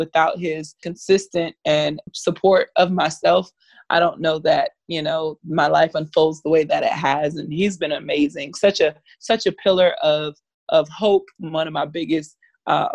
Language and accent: English; Miami, Florida, United States; I'm from Florida, I'm from Miami